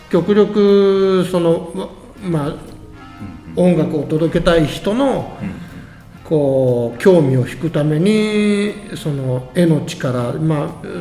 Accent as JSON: {"language": "Japanese", "region": "Okayama", "country": "Japan", "tie": "born or raised there", "also_born_or_lived": "Tokyo", "moved": "yes", "lives_now": "Mie, Japan", "said": "もともとは岡山です岡山県生まれです"}